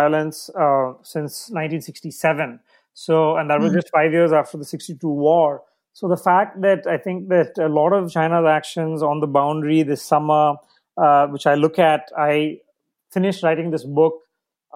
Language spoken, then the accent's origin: English; India; as an Indian